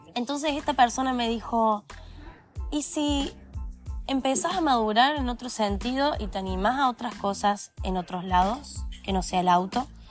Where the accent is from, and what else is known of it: Argentina